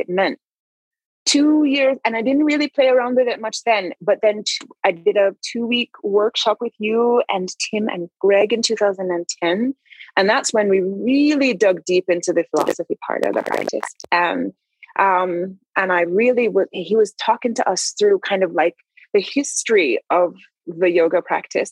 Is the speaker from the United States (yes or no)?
no; Jamaica; I am Christian because I was raised in Jamaica